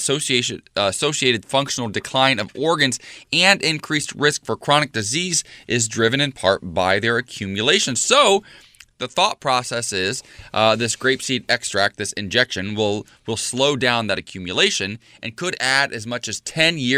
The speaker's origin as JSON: {"language": "English", "town": "Columbus", "region": "Ohio", "country": "United States", "said": "I'm from Columbus, Ohio"}